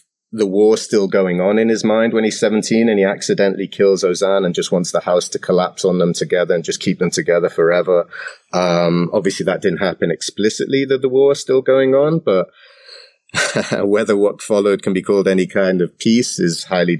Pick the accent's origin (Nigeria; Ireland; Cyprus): Cyprus; also born or lived in England; So I grew up in Cyprus and I was born in England. I came to Cyprus when I was 14.